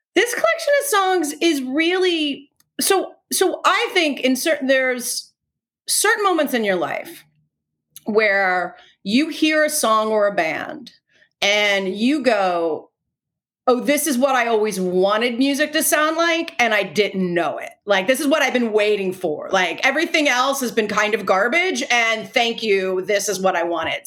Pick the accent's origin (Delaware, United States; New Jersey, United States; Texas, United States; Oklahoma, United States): Delaware, United States; i'm from delaware